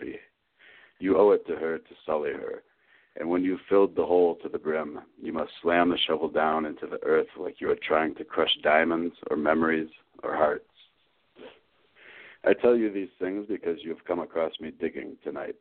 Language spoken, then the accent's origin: English; southeast Michigan, United States; also born or lived in Ann Arbor, Michigan; I grew up in Michigan, southeast Michigan. I was born in Ann Arbor. When I was about five, we moved to a more rural area south of there